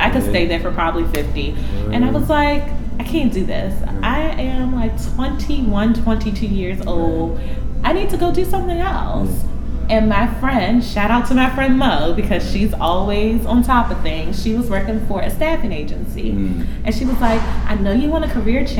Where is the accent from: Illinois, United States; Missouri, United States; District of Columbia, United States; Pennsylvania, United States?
District of Columbia, United States; Washington; moved away as an adult; now in New York City, United States; I'm from D.C. It's definitely one of the greatest cities in the world